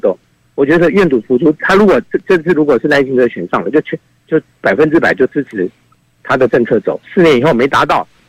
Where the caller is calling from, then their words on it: Taipei, Taiwan; 哎，我是台北的